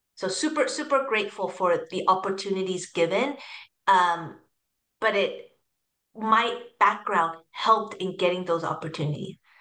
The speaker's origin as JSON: {"language": "English", "area": "the Bay Area", "region": "California", "country": "United States", "tie": "born or raised there", "also_born_or_lived": "Hong Kong / Foster City, California / Shanghai, China", "moved": "as an adult", "lives_now": "Singapore", "said": "I grew up in uh, the Bay Area"}